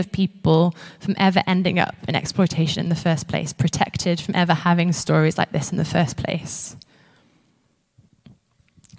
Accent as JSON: {"language": "English", "country": "Isle of Man", "tie": "born or raised there", "moved": "as an adult", "lives_now": "Edinburgh, United Kingdom", "said": "where I grew up in the Isle of Man"}